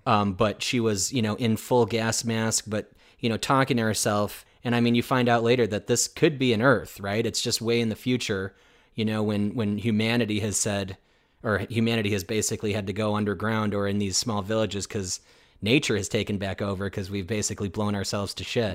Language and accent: English; United States; me as an American